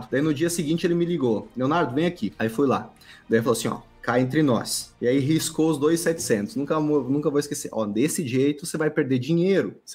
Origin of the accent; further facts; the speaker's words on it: Maringá, Paraná, Brazil; Eu sou de Maringá, Paraná.